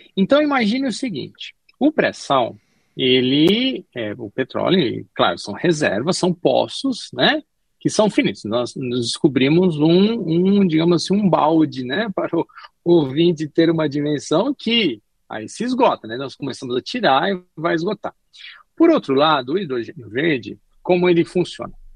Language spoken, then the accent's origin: Portuguese; Brazil; quem melhor conhece o Brasil somos nós, brasileiros